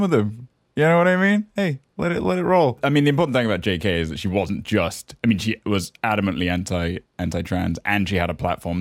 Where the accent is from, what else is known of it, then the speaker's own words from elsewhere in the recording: the Cotswolds, South West England, United Kingdom; moved away; also born or lived in San Francisco; I'm from the Cotswolds. We don't articulate any consonants.